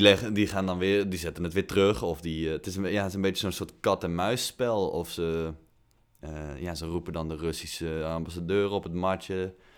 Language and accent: Dutch; Netherlands; wij als Nederlanders